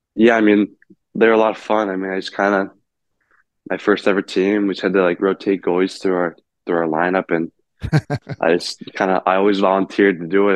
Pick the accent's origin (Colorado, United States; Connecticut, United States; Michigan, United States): Michigan, United States; South Lyon; growing up in South Lyon, it's always kind of just been the Red Wings for me